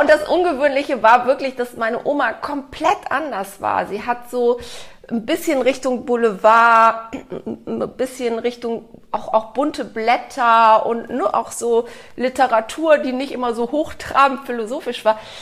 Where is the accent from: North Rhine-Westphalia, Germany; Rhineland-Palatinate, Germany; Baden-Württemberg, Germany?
North Rhine-Westphalia, Germany; Cologne; Ich bin in Köln aufgewachsen